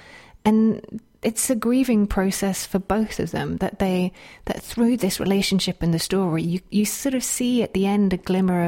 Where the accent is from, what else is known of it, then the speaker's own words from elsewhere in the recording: United Kingdom; Because I'm British.